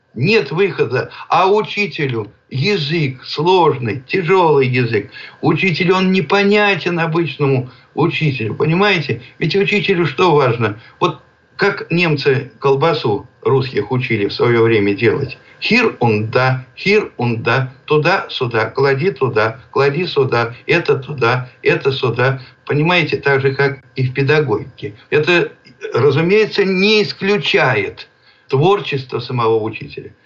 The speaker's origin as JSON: {"language": "Russian", "region": "Penza Oblast", "country": "Russia", "tie": "born or raised there", "said": "Родился я в Пензенской области, в деревне"}